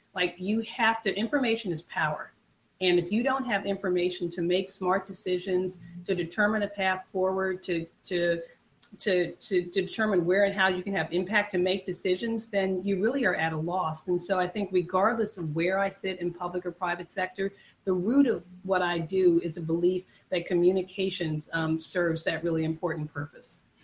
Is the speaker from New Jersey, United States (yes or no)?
no; Washington, District of Columbia, United States; am a native Washingtonian. I grew up when Washington was known as Chocolate City